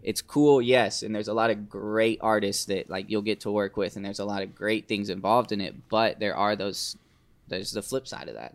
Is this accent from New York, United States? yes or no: no; Fernandina Beach, Florida, United States; moved away; I'm from the Fernandina side, but most people know Amelia Island